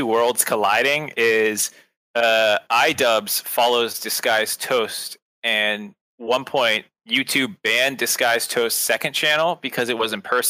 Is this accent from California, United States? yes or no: no; Boston, Massachusetts, United States; I grew up in Boston.